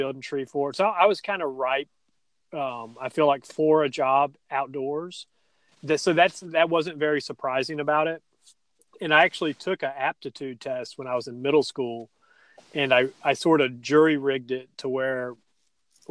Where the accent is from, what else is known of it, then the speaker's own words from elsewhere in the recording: Stone Mountain, Georgia, United States; I grew up in Stone Mountain, and I was born in the late 70s